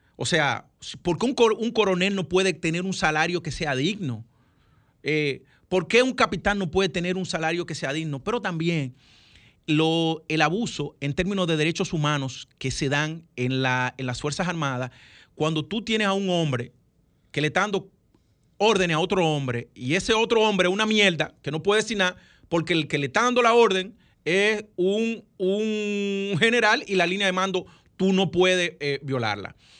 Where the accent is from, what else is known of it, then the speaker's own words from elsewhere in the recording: Dominican Republic; como todo dominicano que piensa en su mamá